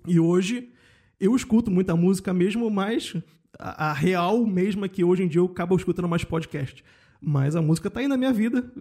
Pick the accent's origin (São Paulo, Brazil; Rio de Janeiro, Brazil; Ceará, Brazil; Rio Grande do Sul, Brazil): Rio de Janeiro, Brazil; moved away as an adult; now in Germany; eu venho de Cordovil, né, com muito orgulho, uhum. eu falo isso sempre, e morando no subúrbio carioca